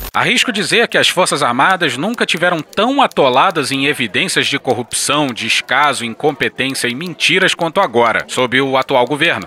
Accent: Rio de Janeiro, Brazil; eu sou carioca

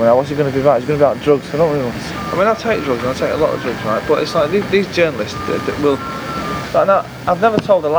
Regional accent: Manchester, North West England, United Kingdom; the culture that I was brought up in Manchester from when I was 14

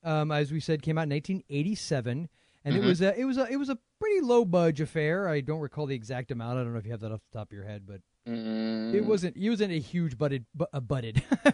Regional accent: Florida, United States; We're both from Florida.

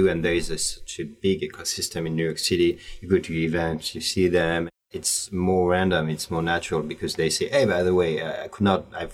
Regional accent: Paris, Île-de-France, France; I was born in Paris

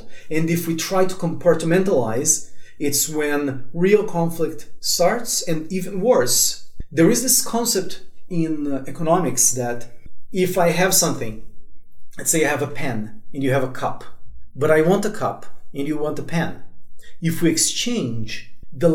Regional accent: Brazil; I was born in Brazil, third, fourth generation from, like, immigrants that went to Brazil

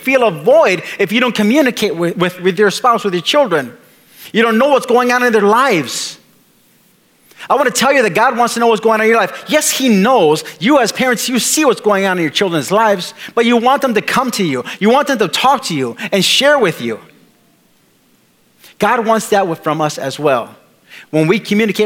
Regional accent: Milwaukee, Wisconsin, United States; moved away; the church that I was raised in Milwaukee

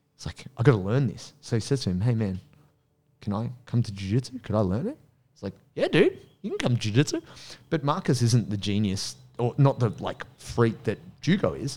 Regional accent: Penrith, New South Wales, Australia; I grew up in Penrith

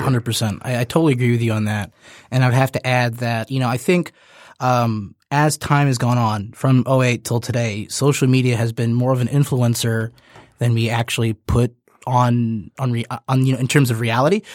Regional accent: United States; as an American

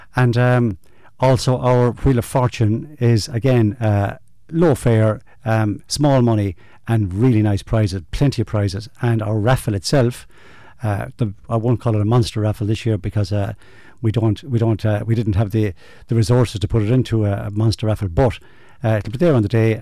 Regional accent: Ireland; our roots as you know, as rural people, if you like, as Irish people

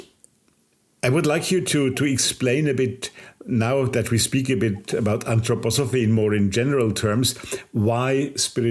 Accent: Basel, Basel-Stadt, Switzerland; I was born in Basel, which is about 10 kilometers apart.

